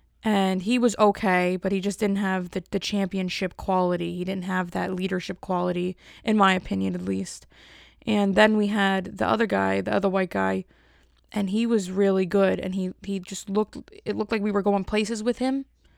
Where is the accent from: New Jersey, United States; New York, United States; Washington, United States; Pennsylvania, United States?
New York, United States; Bronx; I'm still … from the Bronx. The Bronx.